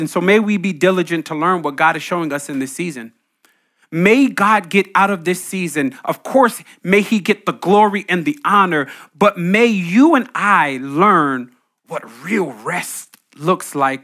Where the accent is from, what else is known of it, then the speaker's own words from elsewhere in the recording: New Jersey, United States; I grew up in Jersey, Green Grove Basketball Court